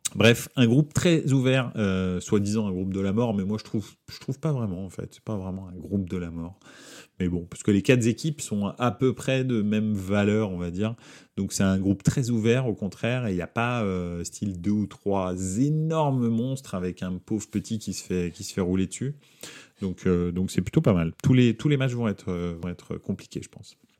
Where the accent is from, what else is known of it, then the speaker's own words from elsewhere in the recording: France; je suis français